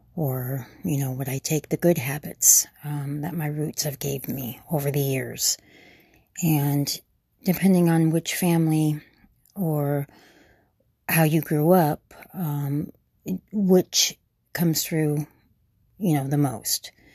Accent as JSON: {"language": "English", "town": "Gilbert", "region": "Arizona", "country": "United States", "tie": "born or raised there", "said": "I grew up in Gilbert, uh, it was a one-horse town"}